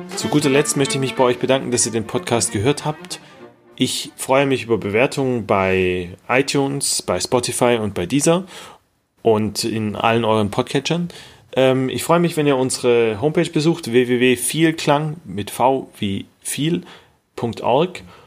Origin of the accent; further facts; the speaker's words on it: Tübingen, Baden-Württemberg, Germany; in unserer wunderschönen Heimatstadt, wir kommen beide aus Tübingen